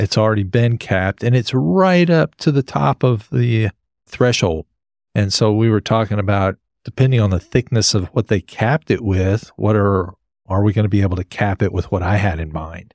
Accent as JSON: {"language": "English", "region": "New Jersey", "country": "United States", "tie": "born or raised there", "moved": "yes", "lives_now": "Texas, United States", "said": "I grew up in Jersey."}